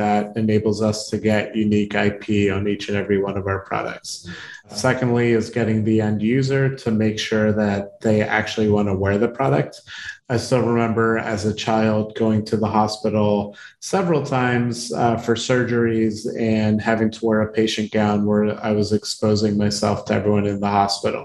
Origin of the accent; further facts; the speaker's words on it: Baltimore, Maryland, United States; I grew up in Baltimore